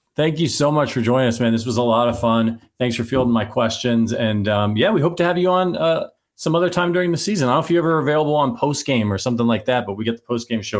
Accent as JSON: {"language": "English", "town": "Youngstown", "region": "Ohio", "country": "United States", "tie": "born or raised there", "said": "I was born in Youngstown."}